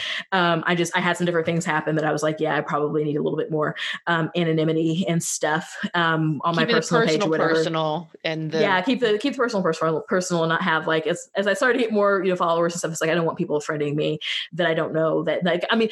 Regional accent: West Central Missouri, United States; I am from West Central Missouri. I'm from outside of Kansas City

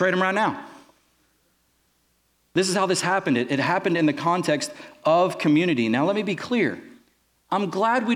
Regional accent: Texas, United States; where are you from? I said, Texas

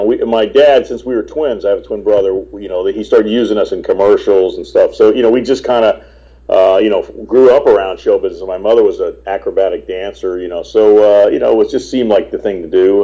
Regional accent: Florida, United States; also born or lived in Manhattan, New York / Los Angeles; I was born in Manhattan, but I grew up in Florida and uh, a little bit in L.A. and uh, mostly in Florida

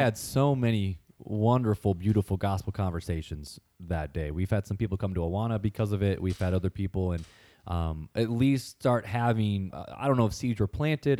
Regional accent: Hammond, United States; I grew up in Hammond

